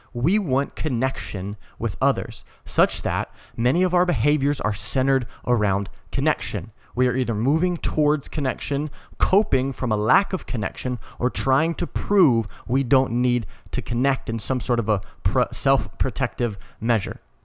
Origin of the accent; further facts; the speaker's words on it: Colorado, United States; moved away; I'm originally from Colorado